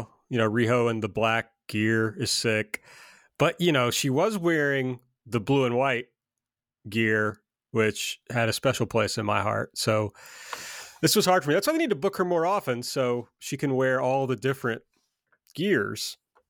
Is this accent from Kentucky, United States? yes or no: yes; Kentucky, United States; I'm just from Kentucky